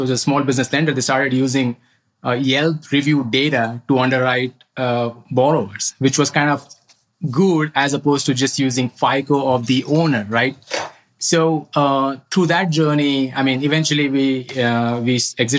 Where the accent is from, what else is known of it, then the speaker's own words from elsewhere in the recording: central India, India; moved away as an adult; now in United States; I grew up in India, in the central part of India